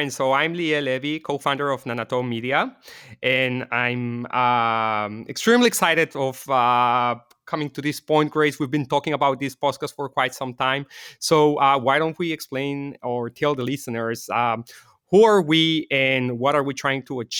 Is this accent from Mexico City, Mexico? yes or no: yes; Mexico City, Mexico; well, I was born and raised in Mexico City. My parents are Israeli.